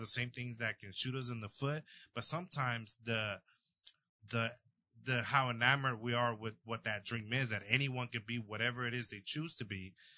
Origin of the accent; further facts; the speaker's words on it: El Salvador; now in United States; I was born in El Salvador